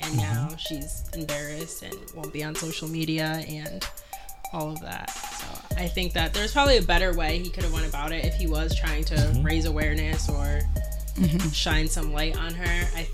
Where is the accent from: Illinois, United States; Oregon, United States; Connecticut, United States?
Connecticut, United States; moved away as an adult; now in Rhode Island, United States; I'm originally from Connecticut, and I moved to Rhode Island 1.5 years ago